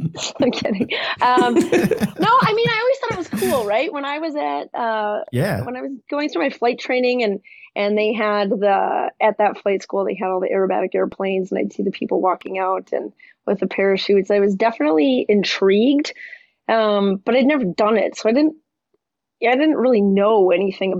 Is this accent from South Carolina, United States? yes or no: no; Montana, United States; I grew up in Montana and my dad is a pilot